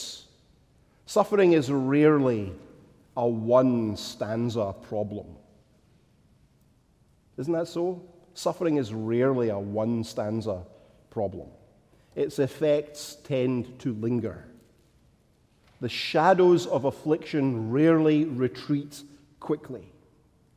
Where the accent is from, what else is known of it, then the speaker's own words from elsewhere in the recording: Scotland, United Kingdom; as a child growing up in Scotland